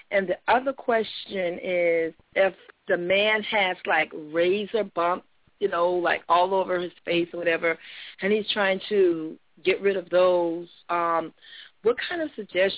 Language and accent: English; Jacksonville, Florida, United States; I'm from Jacksonville.